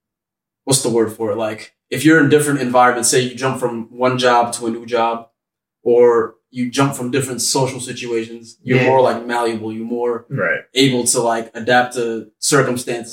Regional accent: United States; growing up in America

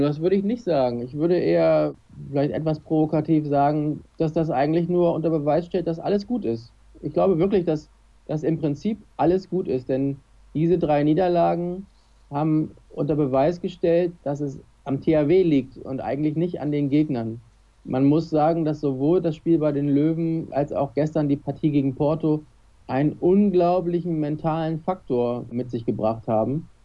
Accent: Kiel, Schleswig-Holstein, Germany; als Kieler

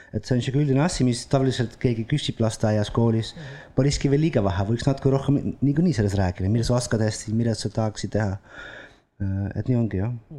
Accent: Netherlands; Estonian is a second language; moved away as an adult; also born or lived in Italy; now in Estonia; ma olen Hollandist pärit

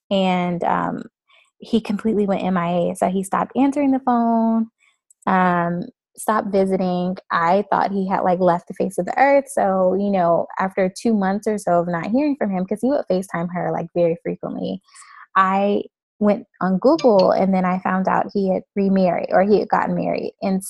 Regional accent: Florida, United States; I'm from Florida, so that's like all the way on the other side of the United States.

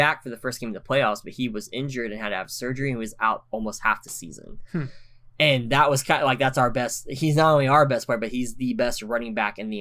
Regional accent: Oklahoma, United States; originally from Oklahoma, being Native American, that's where we're from.

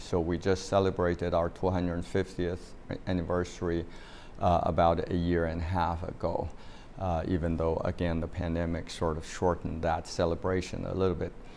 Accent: China; moved away as an adult; now in United States; I grew up in China

